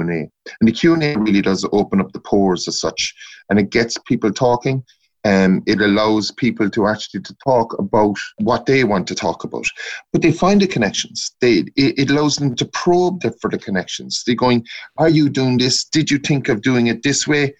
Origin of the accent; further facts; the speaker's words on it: North Cork, Munster, Ireland; moved away as an adult; now in Dublin, Ireland; I'm a Corkman from North Cork